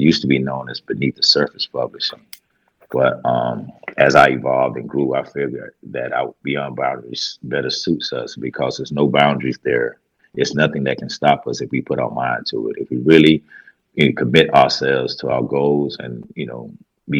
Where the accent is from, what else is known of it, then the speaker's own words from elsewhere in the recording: Greenville, South Carolina, United States; I'm from Greenville, South Carolina. I was born and raised here